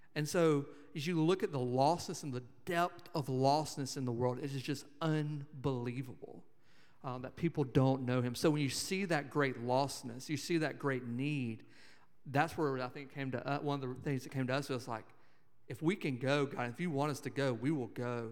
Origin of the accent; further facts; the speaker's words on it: Montgomery, Alabama, United States; I grew up in Montgomery, Alabama